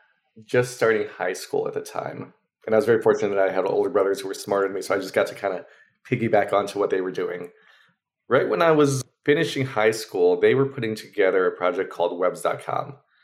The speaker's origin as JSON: {"language": "English", "region": "Maryland", "country": "United States", "tie": "born or raised there", "said": "we're growing up in Maryland. There's not, okay, you know, a big VC scene there."}